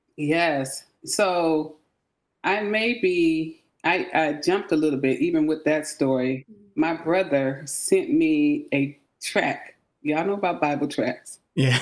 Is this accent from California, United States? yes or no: yes; San Francisco, California, United States; moved away as an adult; also born or lived in Charleston, South Carolina; now in Grayson, Georgia, United States; I am from the Bay Area, San Francisco, California